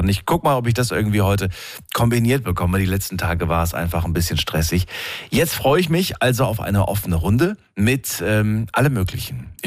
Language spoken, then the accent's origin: German; Odendorf, North Rhine-Westphalia, Germany; Aus äh, Odendorf. Da liegt bei Euskirchen Rheinbach.